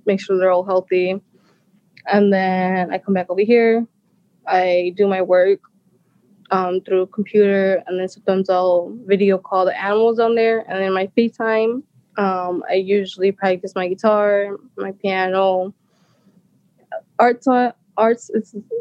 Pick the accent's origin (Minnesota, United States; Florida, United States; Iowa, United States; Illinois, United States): Illinois, United States; Zion; also born or lived in Waukegan; I was born in Waukegan, but I grew up in Zion